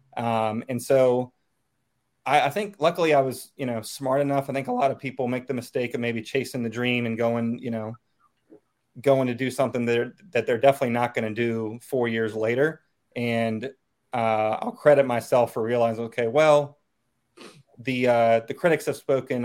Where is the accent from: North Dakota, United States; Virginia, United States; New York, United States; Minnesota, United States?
Virginia, United States; Chesterfield County, outside Richmond; moved away as an adult; now in Northern Virginia, United States; I grew up uh, outside of Richmond Chesterfield County basically Suburbia 101.